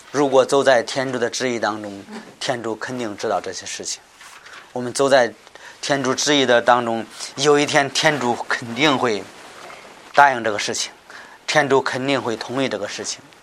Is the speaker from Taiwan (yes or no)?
no; China; 我们中国人